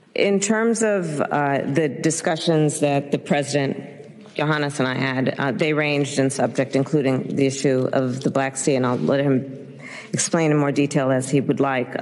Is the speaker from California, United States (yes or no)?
yes; California, United States; I'm from California